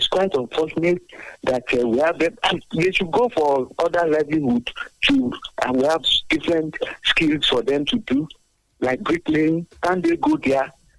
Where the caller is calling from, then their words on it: Abeokuta, Ogun State, Nigeria; Good morning. … from Abeokuta.